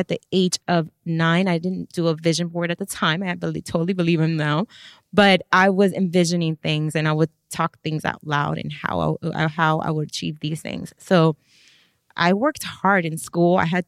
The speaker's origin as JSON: {"language": "English", "town": "Miami", "region": "Florida", "country": "United States", "tie": "born or raised there", "said": "Ooh, take me back. I was raised with a single mother."}